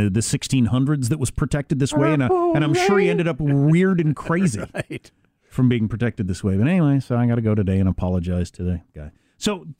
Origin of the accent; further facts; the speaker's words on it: Midwest, United States; I'm from the Midwest